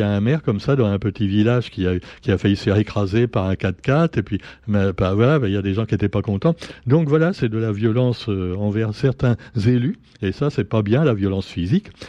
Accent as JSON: {"language": "French", "country": "Réunion", "said": "il enlérise notre qualité réunionnais. J'excuse si j'ai un accent parisien, excusez-moi."}